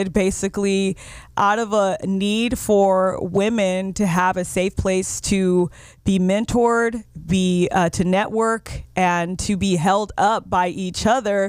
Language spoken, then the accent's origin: English; Oxnard, California, United States; also born or lived in Moorpark, California; I lived in Oxnard till I was about 15 years old